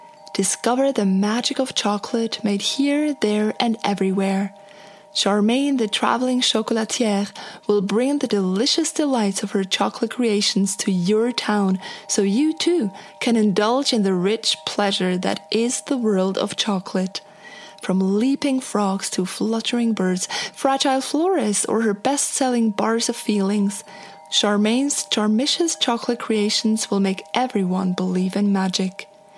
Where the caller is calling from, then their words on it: Portland, Oregon, United States; from Portland, Oregon, USA.